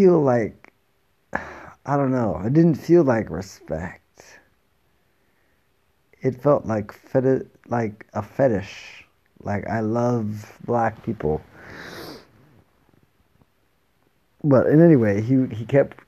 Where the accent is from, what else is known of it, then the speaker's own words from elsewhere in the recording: Jamaica; now in Itoshima, Japan; I'm Jamaican